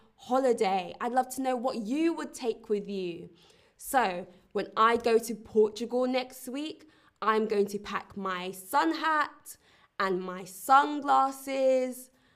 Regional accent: London, United Kingdom; now in Berlin, Germany; I come from London, England

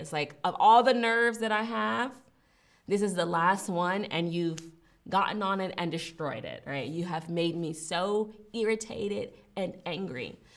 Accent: Richmond, Virginia, United States; moved away as an adult; also born or lived in Mobile, Alabama; now in Berlin, Germany; I grew up in Virginia, which is also a part of the South, and I grew up in Richmond, Virginia in particular

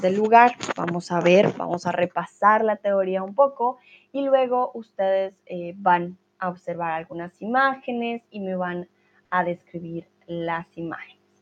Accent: Colombia; now in Germany; soy de Colombia y eh, el día hoy vivo en Alemania.

